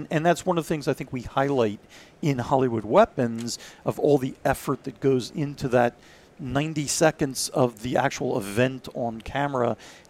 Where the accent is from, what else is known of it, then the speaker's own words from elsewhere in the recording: Israel; also born or lived in Philadelphia; And so we moved to Israel, and I grew up there, did military service there, went through a couple of wars there.